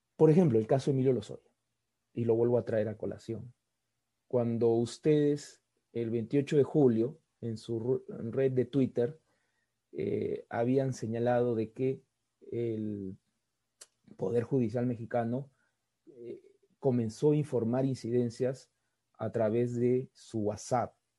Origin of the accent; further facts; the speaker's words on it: Peru; los peruanos fuimos testigos